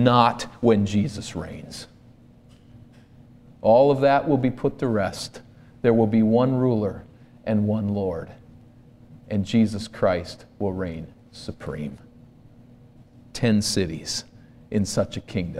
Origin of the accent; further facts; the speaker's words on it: East Coast, United States; moved away; I grew up on the East Coast, and for us, vacation was to go to the shore, to the ocean.